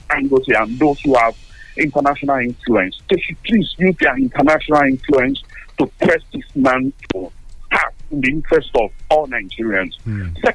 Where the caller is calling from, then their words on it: Tottenham, London, United Kingdom; I'm calling you from Tottenham.